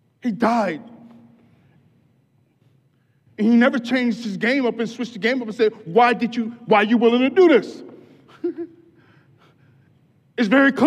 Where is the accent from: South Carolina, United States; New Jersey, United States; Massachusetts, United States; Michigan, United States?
Michigan, United States; Grand Rapids; moved away as an adult; also born or lived in Detroit; I was born in Grand Rapids